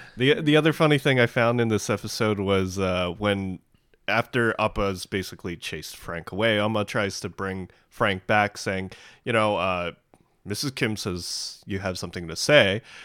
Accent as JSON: {"language": "English", "country": "Canada", "tie": "born or raised there", "said": "I'm Canadian. I'm, I grew up here"}